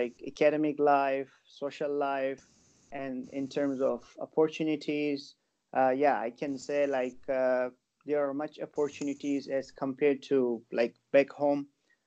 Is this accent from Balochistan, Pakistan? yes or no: yes; Quetta, Balochistan, Pakistan; moved away as an adult; now in China; from Quetta City. Quetta is the capital of Balochistan province of Pakistan